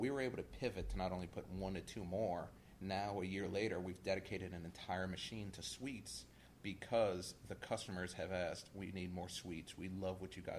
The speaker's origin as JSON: {"language": "English", "area": "West Bank", "region": "Louisiana", "country": "United States", "tie": "born or raised there", "also_born_or_lived": "Lakeview, New Orleans", "said": "I grew up on the West Bank, and after Katrina, I moved to Lakeview."}